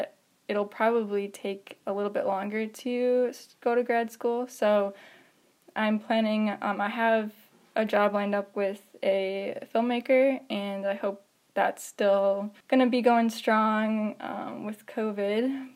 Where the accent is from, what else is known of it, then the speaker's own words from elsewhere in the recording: Lake Mills, Wisconsin, United States; I grew up near Madison in a little town called Lake Mills